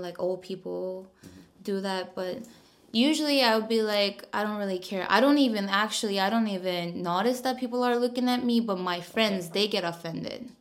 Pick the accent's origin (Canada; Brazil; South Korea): South Korea; now in Seoul, South Korea; I'm from like very countryside, so mm-hmm. like whenever I go back to my hometown